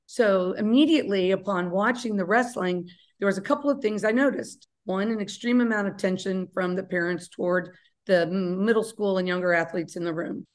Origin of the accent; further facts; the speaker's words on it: Kentucky, United States; I'm from Kentucky